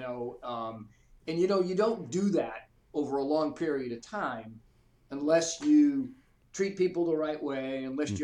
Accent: Boston, Massachusetts, United States; moved away as an adult; now in Atlanta, United States; I grew up in the Boston area, kind of lower middle class

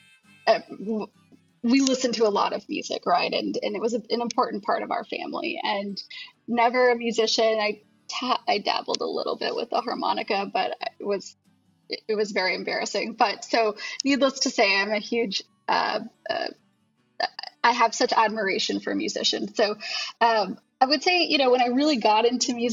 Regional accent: Houston, Texas, United States; now in Austin, United States; I'm from Houston originally

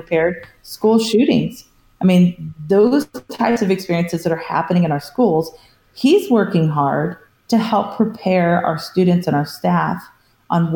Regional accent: California, United States; I grew up in California

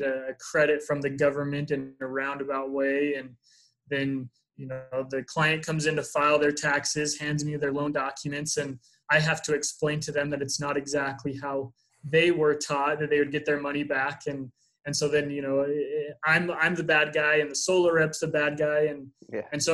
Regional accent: Utah, United States; I'm from Utah

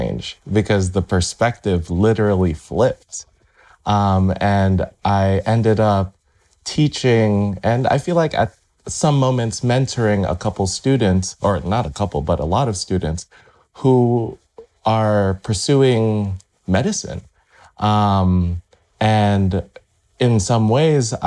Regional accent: Las Vegas, Nevada, United States; also born or lived in Irvine, California; I was able to find employment at the local university here in my hometown in Vegas

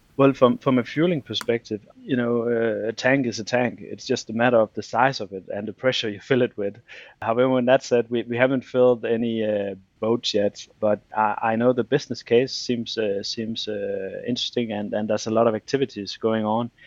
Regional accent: Denmark; I'm from Denmark

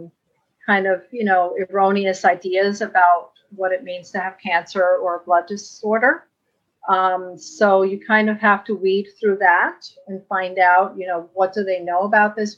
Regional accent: New York City, New York, United States; I grew up in a very, you know, Latino community, Washington Heights

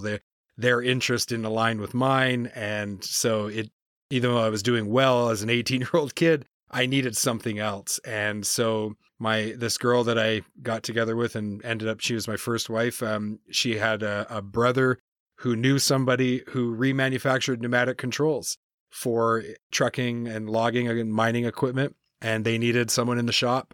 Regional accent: New Brunswick, Canada; also born or lived in Campbellton / Moncton / Perth-Andover; Born and raised in Canada. Uh, I grew up in, in the Maritimes, so on the Atlantic coast.

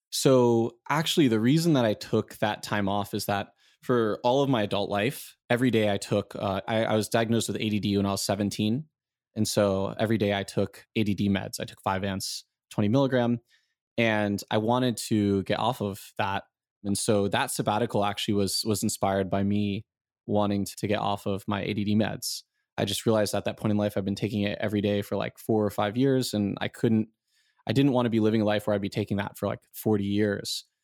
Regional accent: South Florida, United States; moved away as an adult; also born or lived in Michigan / San Francisco; now in Taiwan; I grew up in South Florida

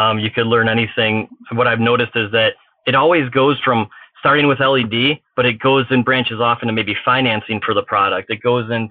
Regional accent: Chicago, Illinois, United States; I'm from Chicagoland

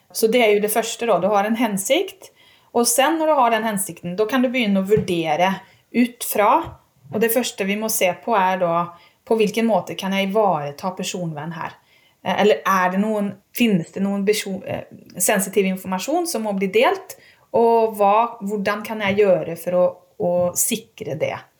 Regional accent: Sweden; also born or lived in Umeå; now in Norway; Og jeg er svensk.

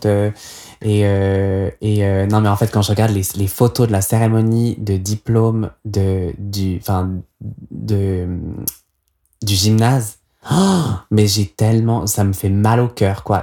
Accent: Nyon, Vaud, Switzerland; j'ai grandi à Nyon, dans les Hauts de Nyon, dans une vieille maison des années 20 avec un grand jardin.

